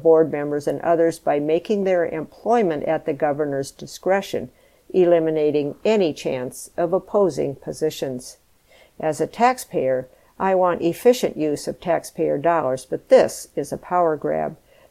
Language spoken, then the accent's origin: English; Pleasantville, Iowa, United States; I grew up in one of those communities. Pleasantville, population 1,600. I love my hometown, but small towns like mine shouldn't decide what books are banned from libraries in cities like Cedar Rapids.